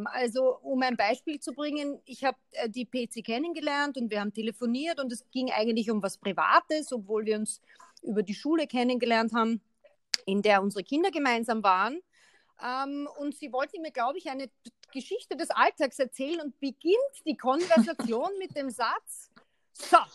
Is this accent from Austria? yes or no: yes; Austria; man muss schon hinter die Worte blicken, wenn man als Österreicher mit einem Deutschen, ich breche das jetzt so über den, über den Kamm